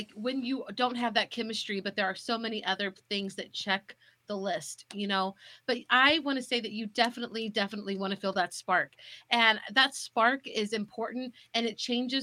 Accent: St. Joseph, Missouri, United States; my hometown

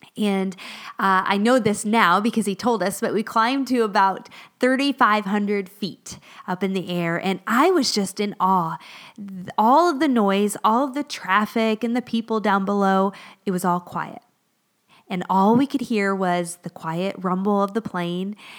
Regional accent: Florida, United States; moved away as an adult; also born or lived in northern Pennsylvania; now in Pennsylvania, United States; both my husband and I grew up in Florida

